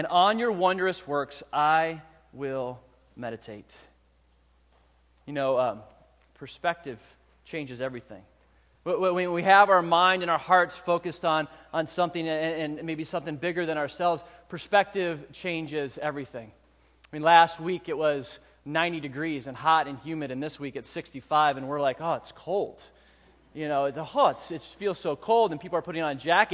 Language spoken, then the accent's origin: English; Southern California, United States; in the 80s, I was a young man growing up in Southern California.